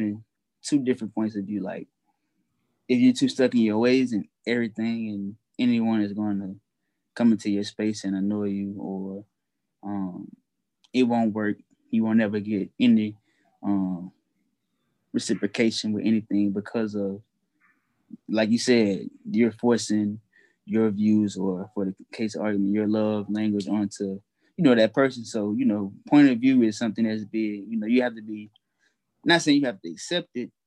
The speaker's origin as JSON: {"language": "English", "region": "Louisiana", "country": "United States", "said": "I'm from where I'm from, Louisiana, or from the South"}